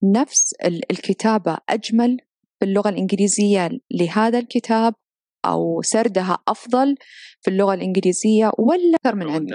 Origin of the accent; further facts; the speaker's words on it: Saudi Arabia; أنا ك كسعودية وعايشة في هذا البلد